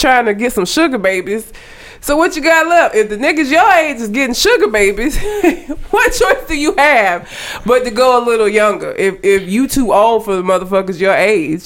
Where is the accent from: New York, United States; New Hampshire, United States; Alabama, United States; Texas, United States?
Alabama, United States; Talladega; That is my hometown